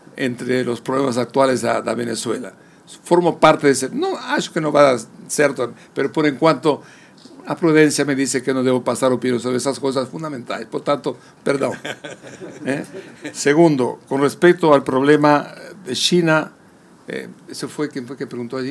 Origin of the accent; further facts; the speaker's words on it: Uruguay; also born or lived in Spain; Yo nací en España. fui de tres años con mi madre. Mas no es que pegamos su barco, llegamos a Uruguay y nos instalamos